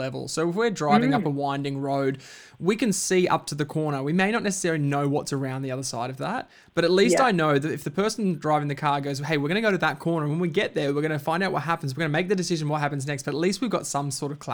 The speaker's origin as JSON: {"language": "English", "region": "Queensland", "country": "Australia", "tie": "born or raised there", "moved": "yes", "lives_now": "Melbourne, Australia", "said": "I grew up in Queensland, and the sport that I grew up on was actually touch football, very different to Melbourne where we're living now"}